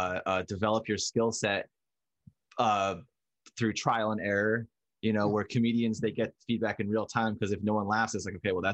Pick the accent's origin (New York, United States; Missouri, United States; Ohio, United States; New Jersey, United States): New Jersey, United States; Northwestern; And I grew up in Northwestern New Jersey.